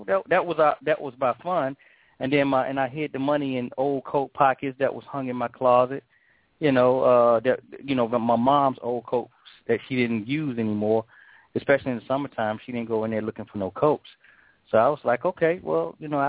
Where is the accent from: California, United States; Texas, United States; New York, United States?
New York, United States; When I say we, me, my cousin, you know, most of my boys, we all grew up in an apartment building in Midtown Manhattan.